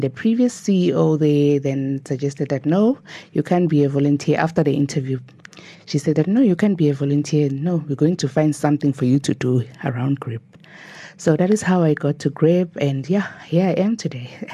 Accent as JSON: {"language": "English", "town": "Nelspruit", "region": "Mpumalanga", "country": "South Africa", "tie": "born or raised there", "said": "born and bred in Nelspruit"}